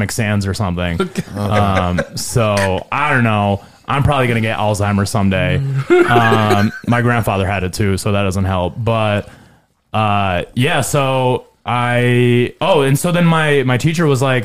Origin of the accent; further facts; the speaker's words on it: Carmel, United States; I grew up in Carmel, and in middle school